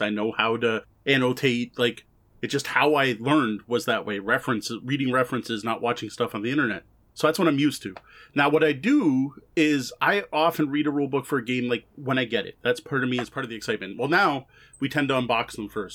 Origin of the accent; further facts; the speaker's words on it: Canada; also born or lived in Windsor; we are both Canadian